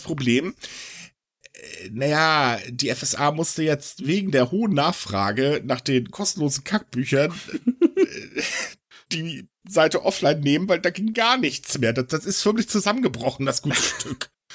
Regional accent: Germany; bei uns in Deutschland

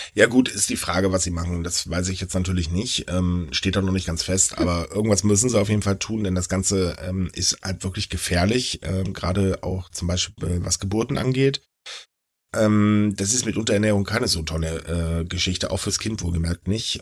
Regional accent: Northern Germany, Germany; ich bin kein Bayer, ich bin gefälligst Norddeutscher.

